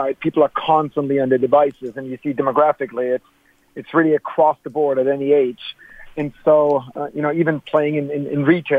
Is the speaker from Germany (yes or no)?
yes; Germany; moved away; growing up in Germany